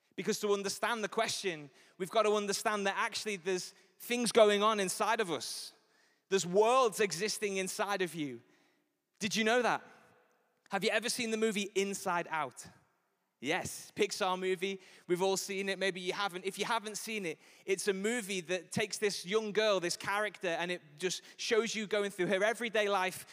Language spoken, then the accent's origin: English; Liverpool, North West England, United Kingdom; I'm from Liverpool. I was raised in Anfield. I was there for nineteen years